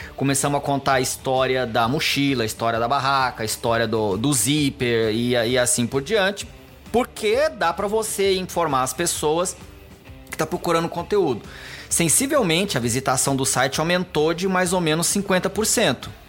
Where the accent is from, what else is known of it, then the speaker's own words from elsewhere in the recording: Goiânia, Goiás, Brazil; moved away as an adult; now in São Paulo, Brazil; Eu, eu nasci aqui em São Paulo, mas quando eu era pequeno eu fui morar em Goiânia